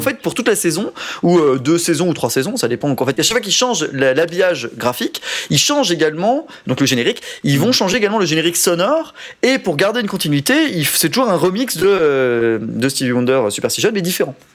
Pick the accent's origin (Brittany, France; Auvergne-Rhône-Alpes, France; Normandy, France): Auvergne-Rhône-Alpes, France; Haute-Savoie; moi c'est Pays de Savoie parce que je viens de Haute-Savoie